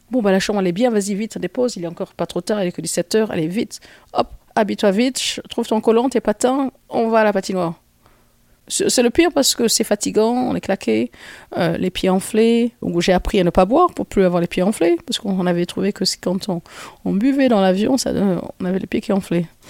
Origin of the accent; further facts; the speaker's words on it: Nice, Provence-Alpes-Côte d'Azur, France; je suis né à Nice